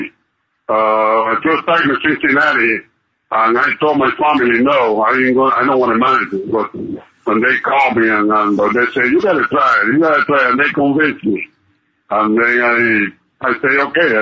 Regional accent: Cuba; moved away as an adult; I grew up in Cuba

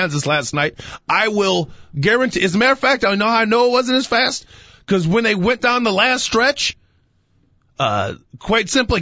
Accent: Woodridge, Illinois, United States; I grew up in Woodridge right next to Bolingbrook

